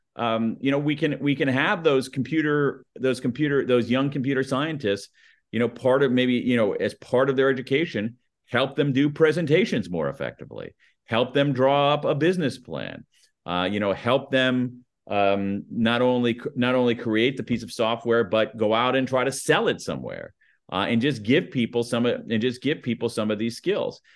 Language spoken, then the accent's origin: English; United States; accent: American newscaster flat accent; my American accent. My, my, my, my, my American newscaster flat accent